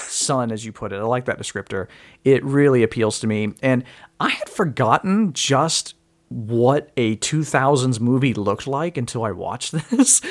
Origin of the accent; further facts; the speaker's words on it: Mississippi, United States; moved away; I'm originally from Mississippi